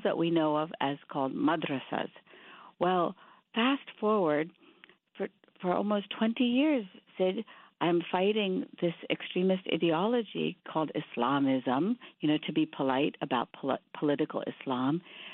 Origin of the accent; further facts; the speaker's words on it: India; now in United States; I grew up in India, but half my family moved to Pakistan being Muslim.